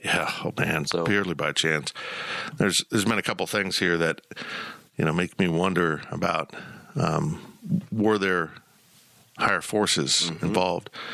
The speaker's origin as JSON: {"language": "English", "town": "Salina", "region": "Kansas", "country": "United States", "tie": "born or raised there", "also_born_or_lived": "West Palm Beach, Florida / Columbia, Missouri", "said": "I was born actually in West Palm Beach and then moved to Columbia, Missouri. Thank God we didn't stay, and uh, ended up in Salina, Kansas"}